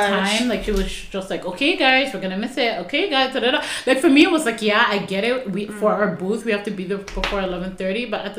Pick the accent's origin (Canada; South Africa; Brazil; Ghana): Ghana; Yeah, it was very disrespectful, especially being Ghanaian.